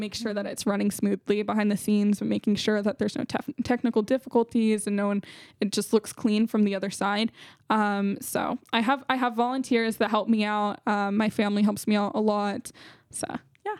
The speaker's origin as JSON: {"language": "English", "town": "San Jose", "region": "California", "country": "United States", "said": "I'm from San Jose, California."}